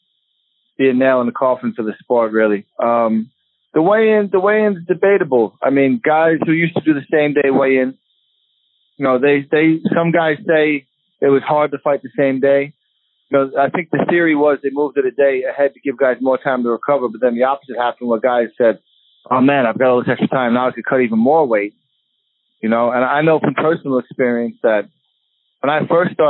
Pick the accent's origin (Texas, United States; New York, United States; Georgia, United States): New York, United States; Long Beach; I'm from Long Beach